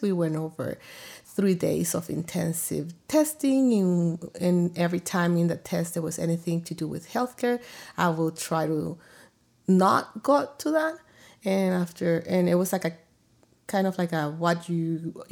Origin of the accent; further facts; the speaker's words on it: El Salvador; now in Arizona, United States; born in El Salvador to a family where my dad was a provider